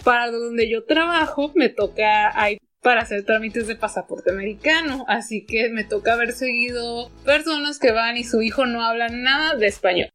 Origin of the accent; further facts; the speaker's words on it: Tijuana, Baja California, Mexico; yo nací aquí en Tijuana, pero toda mi familia viene de Sinaloa o de Nayarit